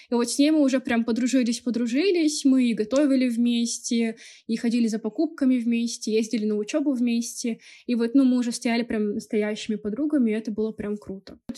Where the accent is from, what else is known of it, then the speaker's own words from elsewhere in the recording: Chita, Zabaykalsky Krai, Russia; moved away; Но, если честно, как бы я из Читы, если что, это Забайкальский край, и я вообще была без понятия, что такое Красногорск и где это находится.